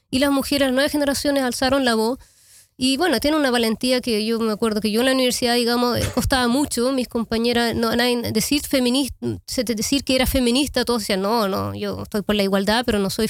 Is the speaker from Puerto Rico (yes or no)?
no; Chile; also born or lived in Amsterdam, Netherlands; yo soy eh, chilena holandesa, yo nací en Amsterdam y a los 10 años me fui a vivir a Chile y ahí vi 19 años eh, para volver en el 2005